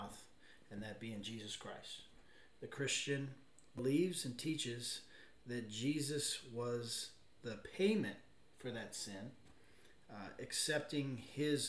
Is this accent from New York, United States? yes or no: no; Arizona, United States; I grew up in Arizona.